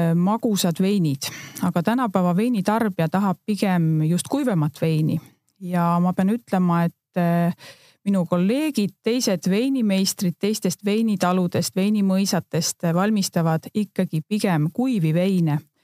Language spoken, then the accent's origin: Estonian; Northern Estonia, Estonia; moved away as an adult; now in Võru County, Estonia; abikaasaga me tegelikult oleme Põhja-Eestist pärit ja, ja Võrumaale nii-öelda sisse rännanud